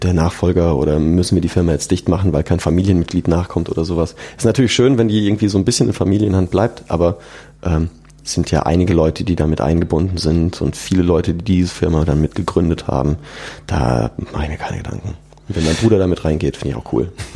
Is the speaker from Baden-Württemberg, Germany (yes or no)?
no; Aschaffenburg, Bavaria, Germany; now in Munich, Germany; bei uns in, in Aschaffenburg auf ein Bierchen eingeladen. Mhm. In meiner Heimat